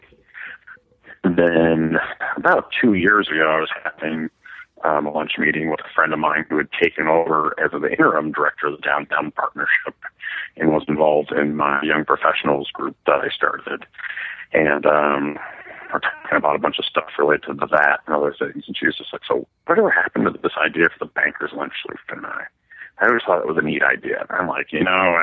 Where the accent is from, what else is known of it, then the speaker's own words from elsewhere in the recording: Minnesota, United States; moved away as an adult; also born or lived in Iowa; now in Colorado Springs, United States; I grew up in Minnesota and went to college in Iowa.